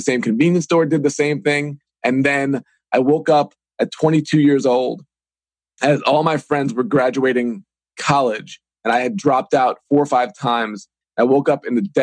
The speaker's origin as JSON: {"language": "English", "area": "Long Island", "region": "New York", "country": "United States", "tie": "born or raised there", "also_born_or_lived": "Evansville", "moved": "as an adult", "lives_now": "Pittsburgh, United States", "said": "I grew up on Long Island, New York"}